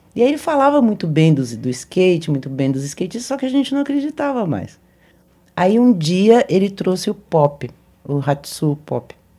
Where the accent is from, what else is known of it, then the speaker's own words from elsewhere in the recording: Minas Gerais, Brazil; Sou muito mineira